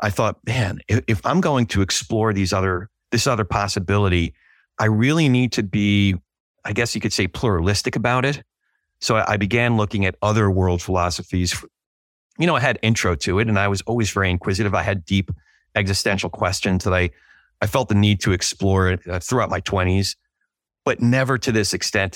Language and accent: English; Northeast, United States; when I was growing up in the Northeast